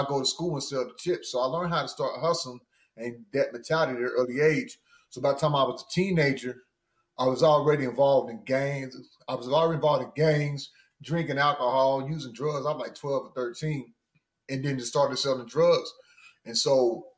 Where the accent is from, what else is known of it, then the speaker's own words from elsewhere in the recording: central Missouri, United States; also born or lived in Kansas; I'm originally from Missouri, a little bit east of Kansas City. I'm on central Missouri.